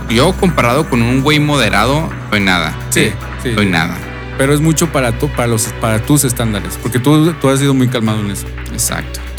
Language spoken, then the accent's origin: Spanish; Mexico; Soy mexicano.